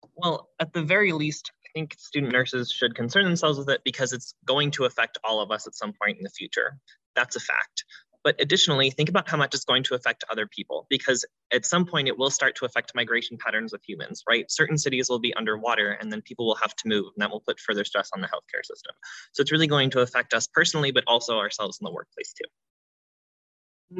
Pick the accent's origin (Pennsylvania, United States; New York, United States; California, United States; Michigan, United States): Pennsylvania, United States; Pittsburgh; moved away; I'm originally from Pittsburgh, Pennsylvania